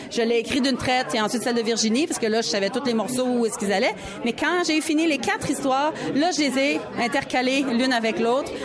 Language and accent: French; Quebec, Canada; accent: Québécois; notre accent québécois